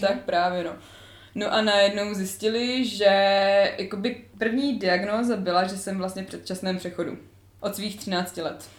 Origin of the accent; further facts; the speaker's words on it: Znojmo, South Moravian Region, Czechia; jsem ze Znojma